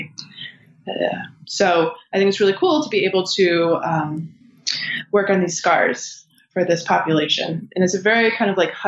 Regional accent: Michigan, United States; I'm originally from Michigan

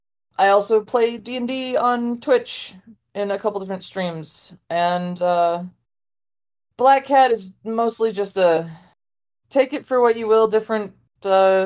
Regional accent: Texas, United States; I mean, other than the United States of Hellscape, I mean, Texas. I'm from Texas.

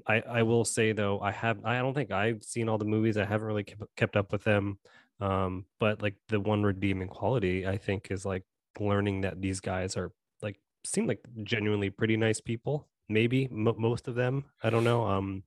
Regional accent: Pennsylvania, United States; I'm from Pennsylvania, and there was like a link there.

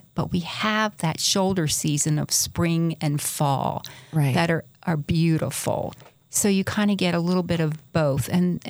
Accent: North Carolina, United States; moved away as an adult; now in Utah, United States; Well, I'm from North Carolina.

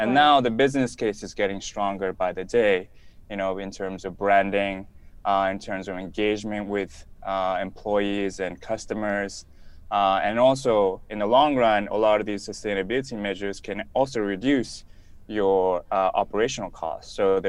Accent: Japan; also born or lived in Tokyo; now in Bali, Indonesia; I'm originally from Japan, but I've lived in many different corners of the world. My wife and kids and I currently live in Bali, Indonesia.

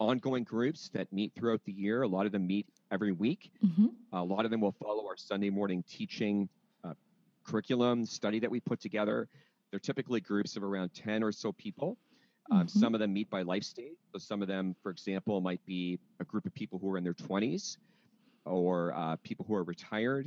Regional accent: London, United Kingdom; moved away as an adult; also born or lived in Wheaton, Illinois, United States; I'm originally from London, but ended up going to school in the States

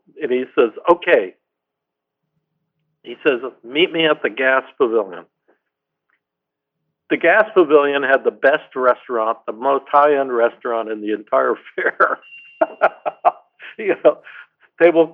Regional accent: Connecticut, United States; moved away; I grew up in Connecticut

